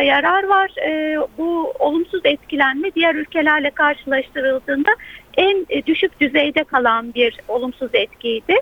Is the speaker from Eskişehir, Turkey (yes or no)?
yes; Eskişehir, Turkey; moved away as an adult; Orada doğdum. Üniversiteye kadar orada yaşadım.